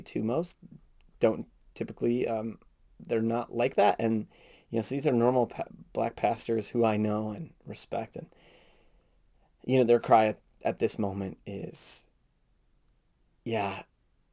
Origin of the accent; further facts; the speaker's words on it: Minneapolis, Minnesota, United States; I grew up here in South Minneapolis